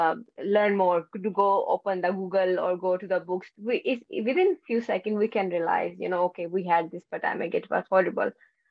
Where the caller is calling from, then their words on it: Netherlands; I'm joining from Netherlands in a very rainy and very Dutch weather today.